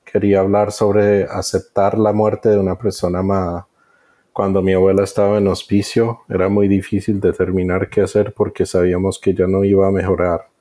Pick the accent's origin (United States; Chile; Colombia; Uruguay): United States; Spanish is a second language; Me perdonas porque soy gringo y a veces se me atrancan las palabras.